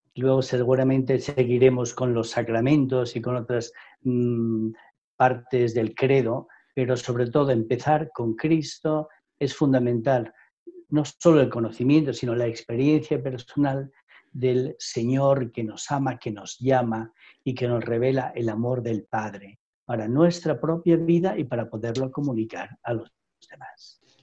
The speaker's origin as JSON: {"language": "Spanish", "town": "Madrid", "region": "Community of Madrid", "country": "Spain", "tie": "born or raised there", "said": "Yo soy madrileño, nacido en el barrio del Retiro, hace muchos años"}